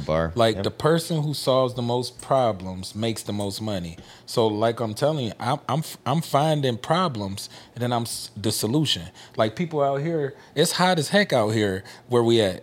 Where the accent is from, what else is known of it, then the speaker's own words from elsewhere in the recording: Memphis, Tennessee, United States; We come from Memphis, Tennessee